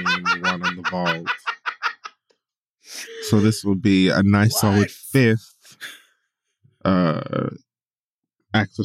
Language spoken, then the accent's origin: English; Miami, Florida, United States; my hometown of Miami